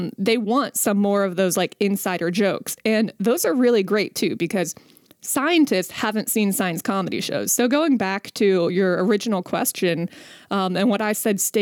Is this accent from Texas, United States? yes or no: no; West Virginia, United States; I'm from West Virginia.